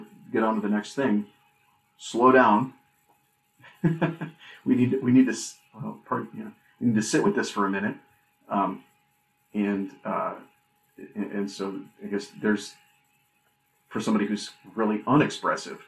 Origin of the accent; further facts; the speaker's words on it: Minnesota, United States; moved away; the family in Minnesota